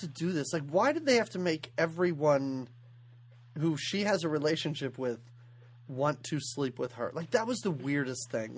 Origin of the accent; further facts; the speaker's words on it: United States; accent: American; We're American